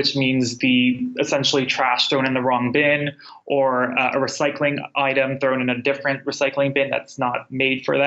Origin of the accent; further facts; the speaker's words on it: California, United States; now in New York, United States; I grew up in California and now I live in New York